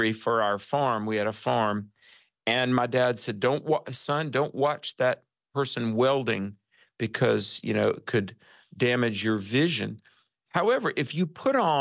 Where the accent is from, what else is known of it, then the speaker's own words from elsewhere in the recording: North Carolina, United States; I'm from North Carolina.